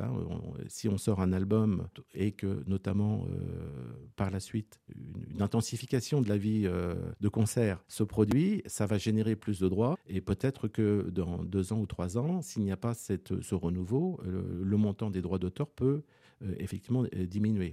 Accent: Rouen, Normandy, France; je suis né sur Rouen, en Normandie

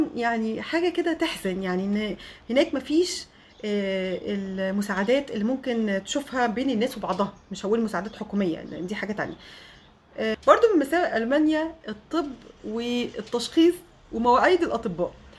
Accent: Egypt; moved away as an adult; also born or lived in Germany; فبقول لها من مصر

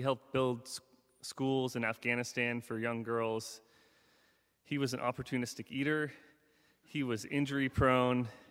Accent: Seward, Alaska, United States; Growing up in Seward, Alaska

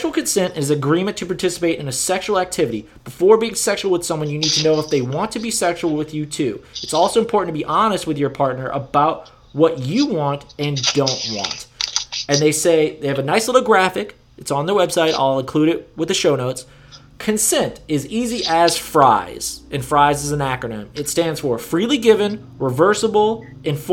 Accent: Louisiana, United States; my home state of Louisiana

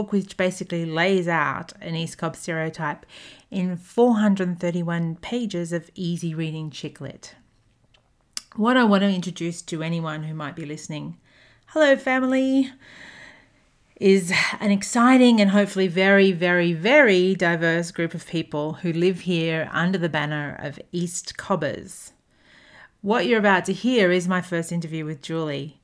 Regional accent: Australia; moved away as an adult; also born or lived in Hong Kong / Durban, South Africa; now in Atlanta, United States; I'm an Australian who currently lives in Atlanta, Georgia, USA

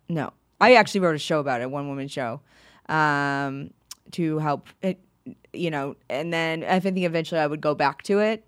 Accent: Maine, United States; now in New York, United States; I grew up in Maine

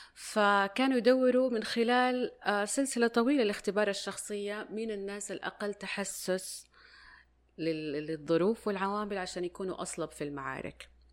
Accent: Saudi Arabia; عندنا في السعودية

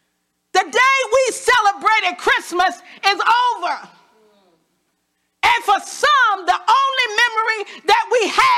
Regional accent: Washington, District of Columbia, United States; I was born in Washington, D.C. So I'm pretty much a hood girl.

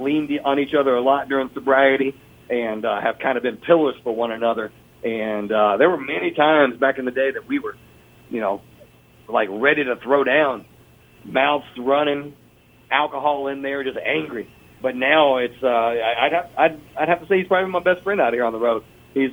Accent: Lexington, Kentucky, United States; he is from my hometown

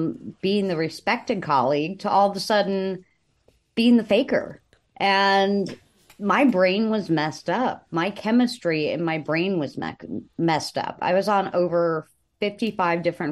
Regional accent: Buffalo, New York, United States; I'm from Buffalo, New York.

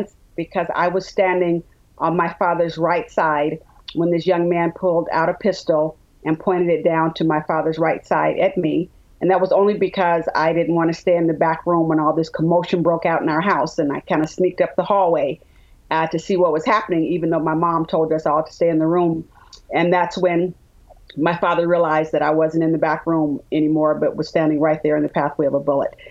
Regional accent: Richmond, California, United States; also born or lived in Birmingham, Alabama; Richmond, California, the San Francisco Bay Area.

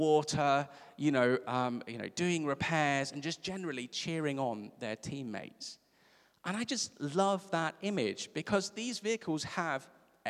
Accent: South Africa; I'm from South Africa.

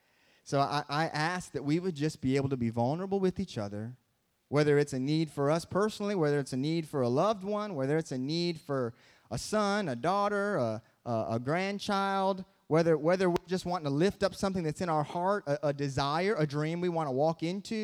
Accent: Michigan, United States; and I'm from Michigan, so we have the Great Lakes.

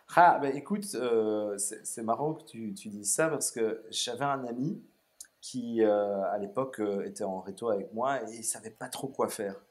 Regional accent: Brussels, Brussels-Capital Region, Belgium; also born or lived in Melbourne, Australia; je suis bruxellois d'origine. J'ai grandi juste à côté. on habitait à côté du Manneken Peace, donc vraiment centre-ville de, de, Bruxelles

